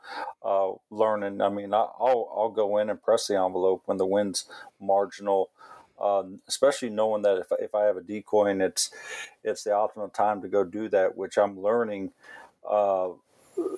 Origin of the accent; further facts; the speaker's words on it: Missouri, United States; I grew up right here in Missouri.